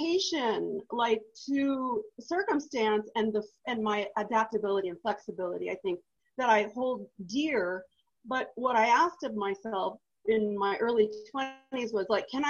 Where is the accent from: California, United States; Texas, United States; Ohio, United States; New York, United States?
California, United States; Truckee; I moved away from my hometown. I was interned up at a ranch in Oregon, and then I got shipped to a facility that does all of the stuff that you see when people are paraplegic and you have to learn how to live all over again. And then after that, I went back to Truckee. So Truckee, California